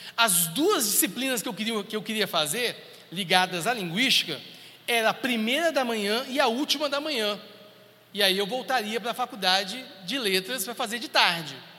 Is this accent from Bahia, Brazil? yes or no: no; Brasília, Federal District, Brazil; eu sou de Brasília